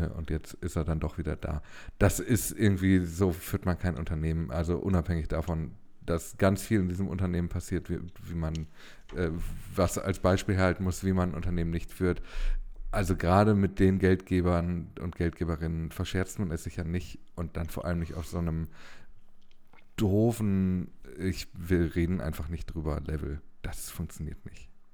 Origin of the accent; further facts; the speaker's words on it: Ruhr area, North Rhine-Westphalia, Germany; ich bin ja ein Kind des Ruhrgebiets